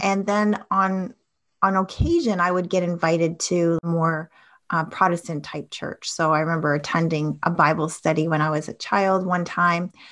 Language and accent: English; Toronto, Ontario, Canada; I grew up in Toronto in Ontario, Canada